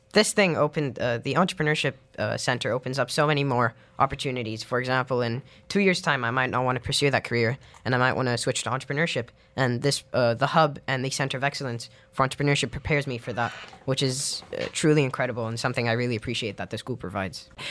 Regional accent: Dubai, United Arab Emirates; growing up in Dubai, there isn't a, a very strong language community.

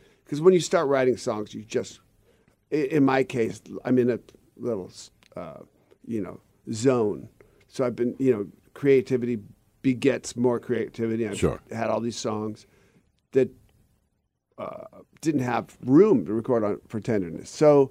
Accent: Seattle, Washington, United States; because of growing up in Seattle, I like the northern climates.

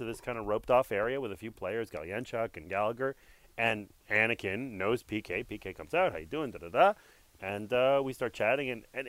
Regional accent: Montreal, Quebec, Canada; So I was born and raised in Montreal.

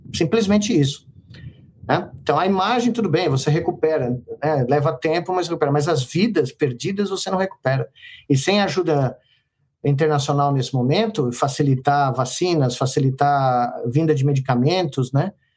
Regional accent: Brazil; moved away as an adult; also born or lived in United States; como brasileiro

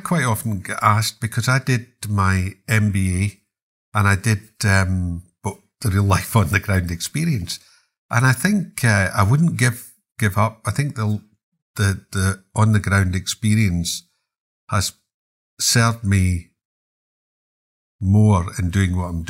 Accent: Glasgow, Scotland, United Kingdom; And I'm a Glaswegian, so we couldn't allow this to happen.

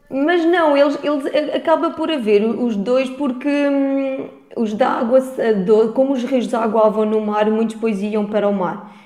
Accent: France; moved away; also born or lived in Vieira de Leiria, Portugal; eu, como nasci em França

